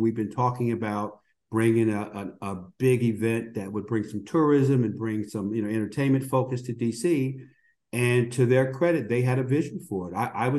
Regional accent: New Jersey, United States; also born or lived in Washington, D.C.; now in California, United States; I'm actually from New Jersey and live in California

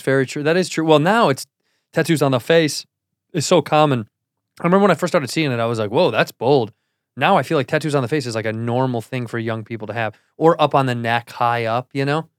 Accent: Chicago, Illinois, United States; Chicago, my hometown

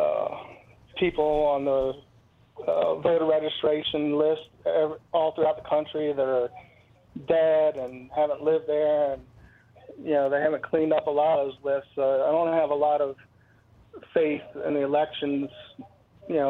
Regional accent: Northern Virginia, United States; now in Virginia, United States; we grew up in Northern Virginia

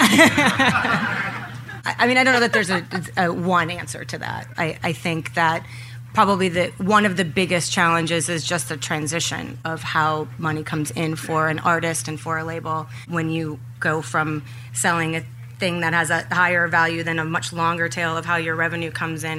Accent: Minneapolis, Minnesota, United States; I grew up in Minneapolis which has a very rich music history

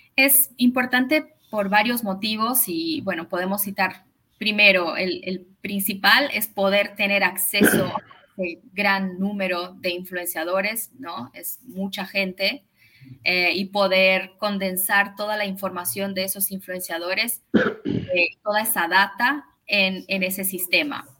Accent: São Paulo, Brazil; Spanish is a second language; yo vivo en Brasil, vivo en San Paulo, nací acá. Eh, mi mamá es argentina, por eso hablo español

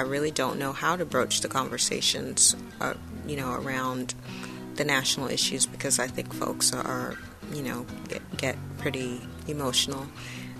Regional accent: New York, United States; moved away as an adult; now in San Antonio, United States; I'm actually from Queens. Queens, New York

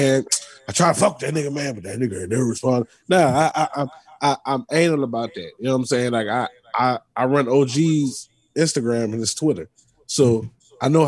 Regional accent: New Orleans, Louisiana, United States; also born or lived in Bay Area, California; now in Houston, United States; being from New Orleans

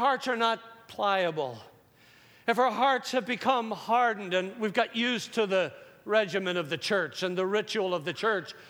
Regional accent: Northern Ireland, United Kingdom; Growing up in Northern Ireland

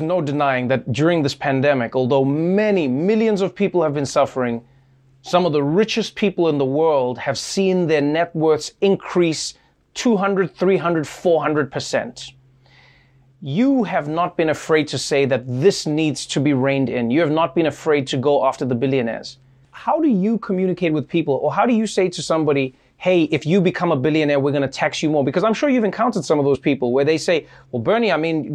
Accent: South Africa; as a South African

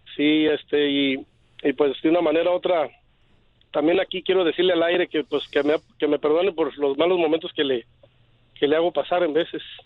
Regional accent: Lagos de Moreno, Jalisco, Mexico; moved away as an adult; now in California, United States; Yo soy de Lagos de Moreno, Jalisco

